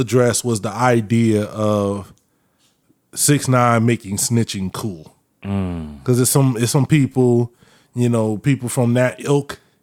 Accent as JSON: {"language": "English", "town": "Winter Park", "region": "Florida", "country": "United States", "tie": "born or raised there", "said": "I grew up in Winter Park"}